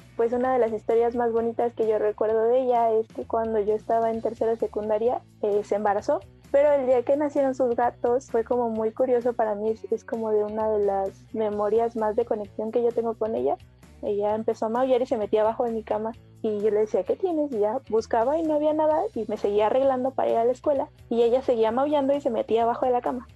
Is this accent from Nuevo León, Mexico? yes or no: no; State of Mexico, Mexico; also born or lived in Iztacalco, Mexico City; now in Mexico City, Mexico; nací en el Estado de México y ahorita vivo en la alcaldía de Itacalco